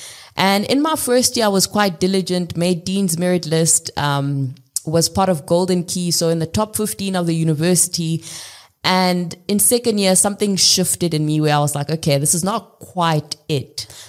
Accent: South Africa; I grew up in South Africa, literally across the country. I lived in 7 different cities across 5 different provinces, went to 7 different schools.

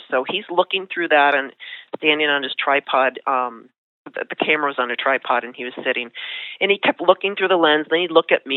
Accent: Buffalo, New York, United States; moved away as an adult; I grew up in Buffalo, New York.

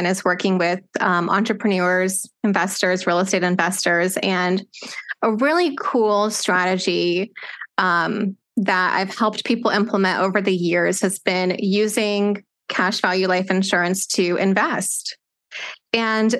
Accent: Austin, Texas, United States; moved away as an adult; now in Lake Charles, United States; I grew up in Austin, Texas, and moved here about 2 years ago because I was about to marry my husband

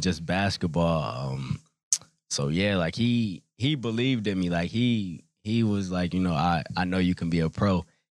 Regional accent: Rock Island, Illinois, United States; moved away; also born or lived in Springdale, Arkansas; I'm originally from Illinois. I was born there in Rock Island, Illinois.

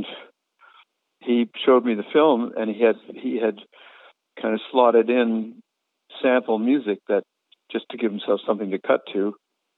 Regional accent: Canada; having grown up in as an English Canadian without much sense of tradition

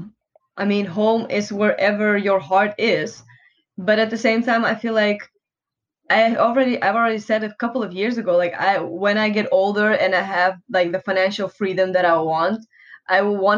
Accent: Enschede, Overijssel, Netherlands; moved away; also born or lived in Russia; I was born there. And then when I was five, we moved to Holland, to a pretty small city called Enschede

